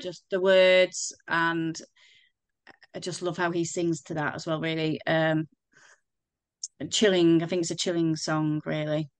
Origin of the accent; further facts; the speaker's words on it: Crewe, North West England, United Kingdom; I'm from Crewe, um, I still live in Crewe